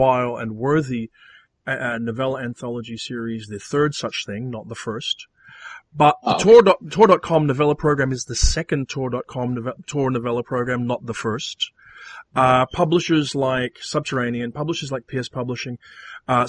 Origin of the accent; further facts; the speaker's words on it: Australia; as an Australian